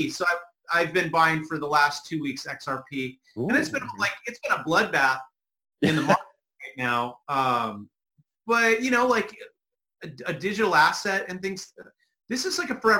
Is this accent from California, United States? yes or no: yes; California, United States; growing up in the hood, I'm from California.